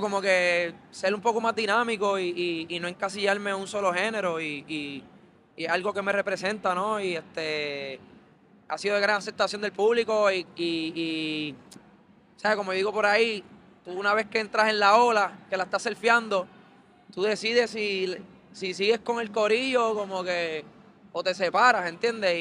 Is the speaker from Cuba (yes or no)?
no; Carolina, Puerto Rico; yo soy de Carolina